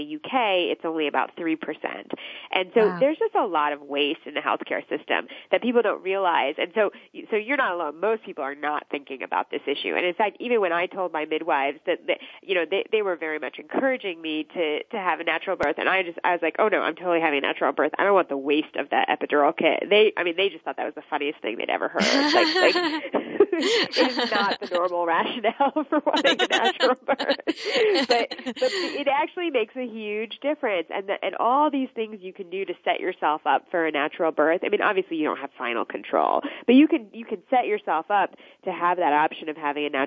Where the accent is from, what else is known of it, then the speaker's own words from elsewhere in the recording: United States; my family is actually from India. I was born in the States. My family's from India